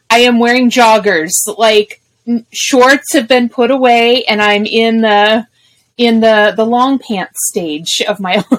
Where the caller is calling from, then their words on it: Wichita, Kansas, United States; As of this recording, we are in Wichita, Kansas.